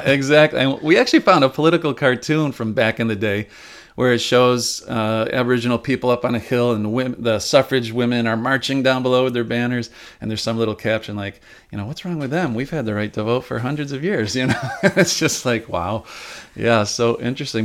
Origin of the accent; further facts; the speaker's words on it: Upstate New York, United States; now in Rochester, United States; I wasn't born and raised in Rochester. I am an upstate New Yorker